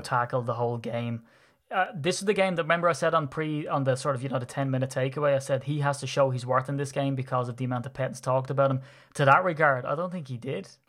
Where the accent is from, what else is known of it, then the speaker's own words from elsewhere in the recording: Ireland; being persecuted for being Irish